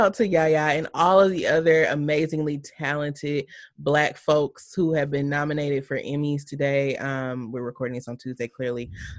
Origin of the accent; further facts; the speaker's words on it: Alabama, United States; I'm from Alabama.